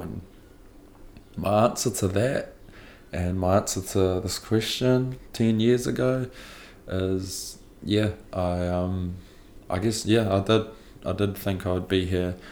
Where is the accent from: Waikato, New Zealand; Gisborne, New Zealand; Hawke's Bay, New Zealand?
Hawke's Bay, New Zealand; Napier; so I'm from Napier, Hawke's Bay